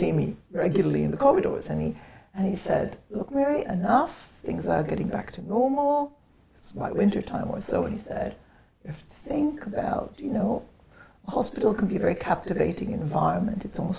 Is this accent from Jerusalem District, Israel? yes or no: yes; Jerusalem, Jerusalem District, Israel; Yeah, I grew up in Israel, and from the age of 12 I was in Jerusalem.